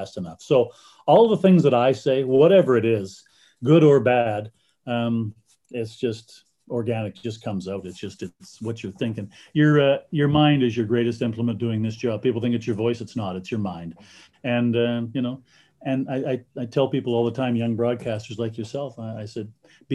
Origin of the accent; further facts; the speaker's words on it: Canada; being a Canadian kid, I grew up loving the CFL and loving the NHL